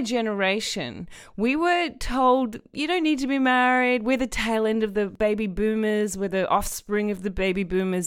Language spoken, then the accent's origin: English; Australia; as someone who was raised predominantly in Australia